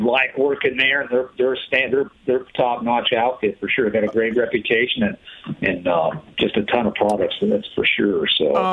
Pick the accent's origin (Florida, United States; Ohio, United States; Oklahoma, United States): Ohio, United States; Northeast; moved away as an adult; also born or lived in Pennsylvania; now in Idaho, United States; Grew up in Northeast Ohio